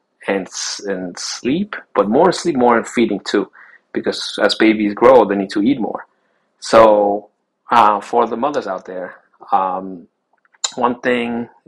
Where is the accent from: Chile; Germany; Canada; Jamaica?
Chile; Taita is a Chilean term, because I was born in Chile, South America.